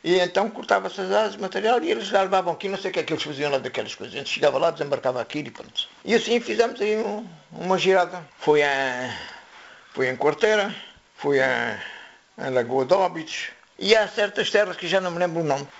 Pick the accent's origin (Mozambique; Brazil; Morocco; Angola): Morocco; moved away as an adult; now in Quelfes, Portugal; Nasci aqui em Quelves, depois emigrei com meus pais para Marrocos. Era bebê, tinha seis meses. Depois fiz a vida lá em Marrocos